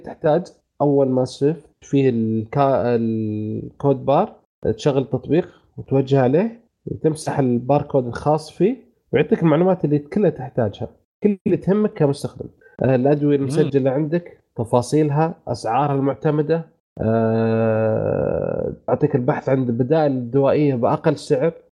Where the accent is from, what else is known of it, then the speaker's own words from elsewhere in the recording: Saudi Arabia; عندنا في السعوديه